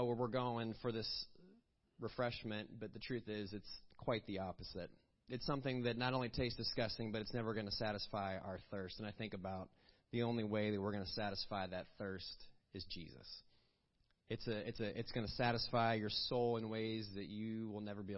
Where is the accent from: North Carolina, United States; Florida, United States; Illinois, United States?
Illinois, United States; Villa Park; I grew up in a small town called Villa Park, Illinois